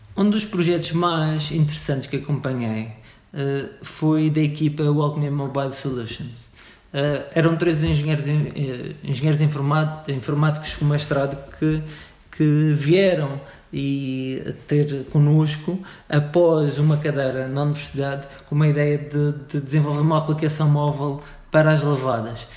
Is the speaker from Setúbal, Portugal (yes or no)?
no; Funchal, Madeira, Portugal; eu sou madeirense, nasci no Funchal